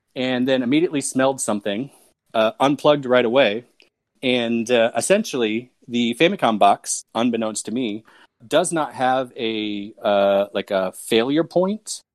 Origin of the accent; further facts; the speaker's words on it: United States; also born or lived in Krakow, Poland; I was living in Poland as an American immigrant.